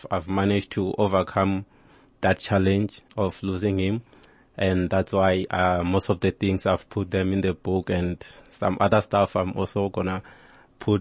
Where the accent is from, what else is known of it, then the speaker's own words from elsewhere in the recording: Limpopo, South Africa; actually I'm Venda, I'm from Limpopo